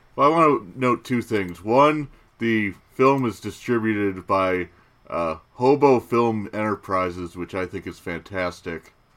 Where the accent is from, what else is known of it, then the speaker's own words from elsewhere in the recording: United States; we're two American, uh, slobs.